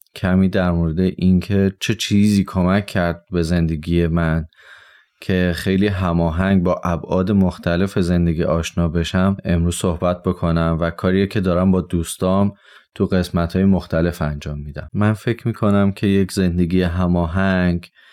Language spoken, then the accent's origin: Persian; Tehran, Tehran Province, Iran; 29 سالمه در شهر تهران به دنیا اومدم